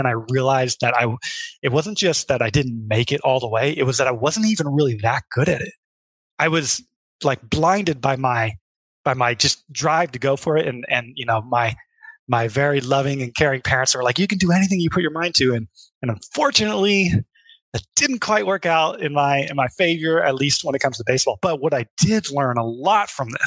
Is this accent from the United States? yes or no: yes; Midwest, United States; I grew up in the Midwest